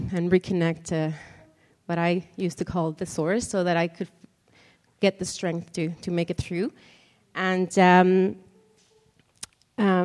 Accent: Mexico; moved away; I'm originally from Mexico, born and raised there

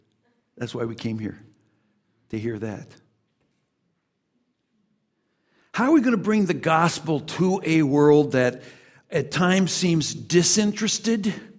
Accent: United States; Oh, so good to be here in Montreal. Yes. We come here from Chicago, and we're here seeking to learn.

